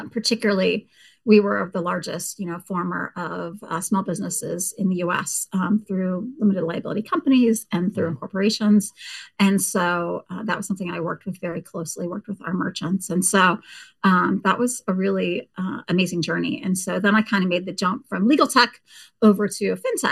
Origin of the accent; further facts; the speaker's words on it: Petaluma, California, United States; moved away as an adult; also born or lived in Arkansas / Tennessee; I grew up in Northern California, you want to know, in the wine country in a town called Petaluma